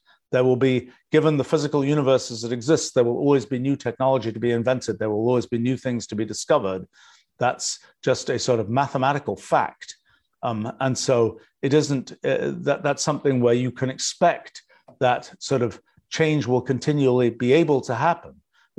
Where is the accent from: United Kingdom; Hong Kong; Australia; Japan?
United Kingdom; England; now in United States; You know, I grew up in England, and I've lived in the US now for, 44 years.